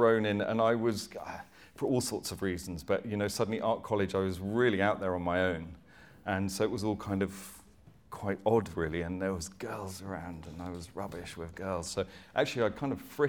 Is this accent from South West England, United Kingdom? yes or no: yes; Dorset, South West England, United Kingdom; I grew up in 1972 in Dorset, which was very very rural.